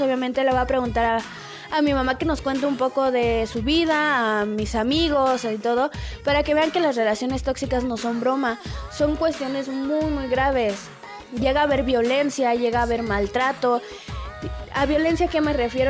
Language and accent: Spanish; Querétaro, Mexico; yo de donde yo soy, que es México, la hermosa ciudad de Querétaro, Querétaro